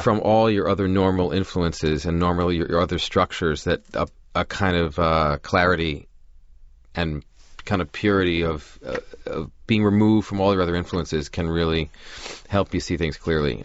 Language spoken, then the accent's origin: English; Great Neck, New York, United States; now in Los Angeles, United States; growing up in Long Island in the seventies and eighties